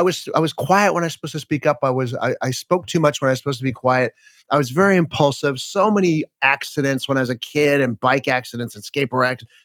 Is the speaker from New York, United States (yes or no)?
no; Los Angeles, California, United States; I grew up in Los Angeles